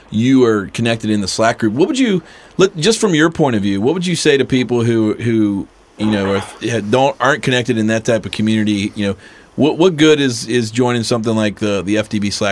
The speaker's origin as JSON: {"language": "English", "town": "Cincinnati", "region": "Ohio", "country": "United States", "said": "we're from Cincinnati. We're a flyover"}